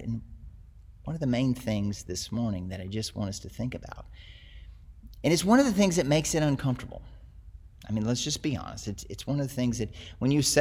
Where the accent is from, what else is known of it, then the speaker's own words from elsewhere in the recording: the South, United States; I grew up in the South, where it's Christian culture